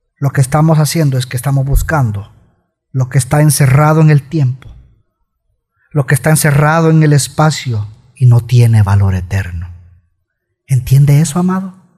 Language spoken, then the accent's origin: Spanish; El Salvador; somos salvadoreños